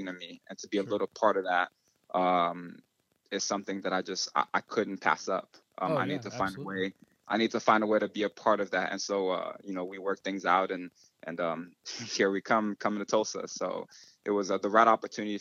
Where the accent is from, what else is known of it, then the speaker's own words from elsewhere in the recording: Cameroon; moved away; I was born in Cameroon, West Africa